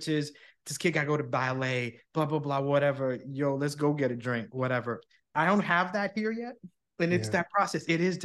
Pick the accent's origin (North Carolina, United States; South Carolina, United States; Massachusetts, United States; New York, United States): New York, United States; moved away as an adult; also born or lived in New Jersey; now in Florida, United States; I grew up in New York. I'm a New Yorker through and through, but I live in Florida now.